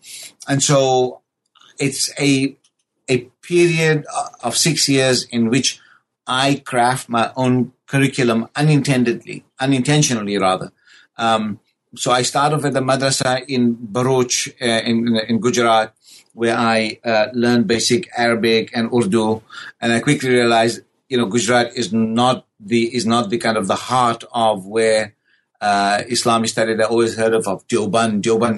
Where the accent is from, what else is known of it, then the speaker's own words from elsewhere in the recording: South Africa; born and raised in South Africa, the question of your existential presence in South Africa as a person of a brown skin in a white-dominated South Africa